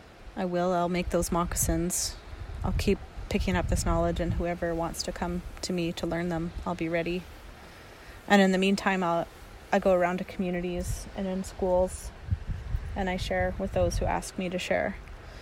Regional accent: Dakelh territory near Stellat'en, British Columbia, Canada; I grew up on Duck Health territory near Stella

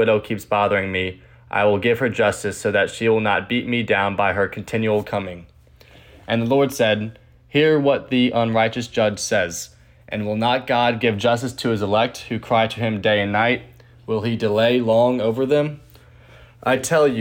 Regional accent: St. Louis, Missouri, United States; I'm a senior from St. Louis.

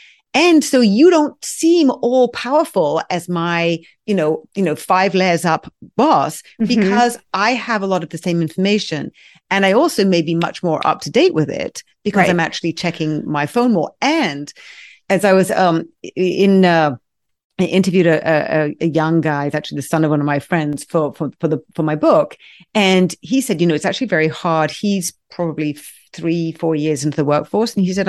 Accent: England, United Kingdom; now in United States; I grew up in England and, you know, therapy still isn't, you know, as acceptable as it is here in the US

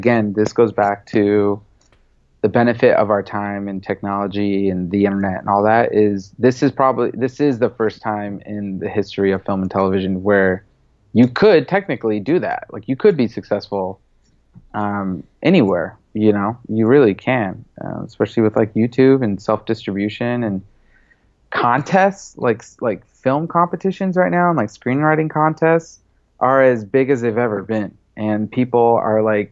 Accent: United States; first language English; also born or lived in Lebanon; I'm American, you know, I'm more American than I am Lebanese in my eyes, just because English was my first language

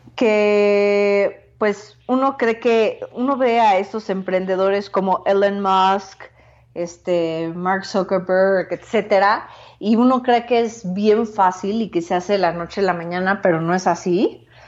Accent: Mexico; also born or lived in San Francisco / Asia; soy mexicana, eh, soy cofundadora de Machina

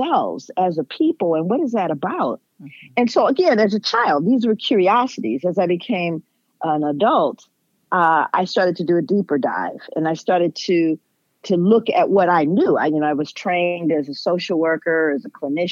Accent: Los Angeles, California, United States; I grew up in Los Angeles.

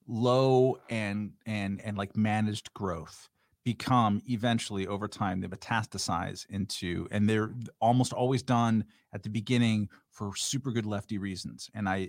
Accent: Long Beach, California, United States; also born or lived in Lakewood; And also where I grew up in Long Beach and in Lakewood, cheap housing everywhere just sort of sprung up.

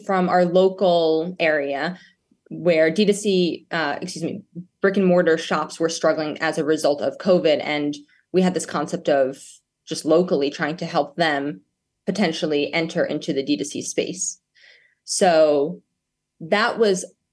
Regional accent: New York, United States; I grew up in New York, and a single mother raised me who owns a real estate company

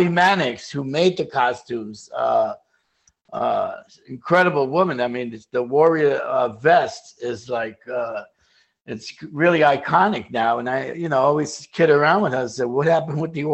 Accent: New York City, New York, United States; also born or lived in Brooklyn; I was born in Brooklyn, raised in the Bronx, and that's why my blood type is B positive. But, yeah, I grew up in the Bronx

